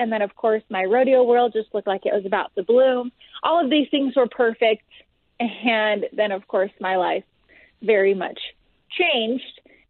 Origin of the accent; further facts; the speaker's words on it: California, United States; I was born in California.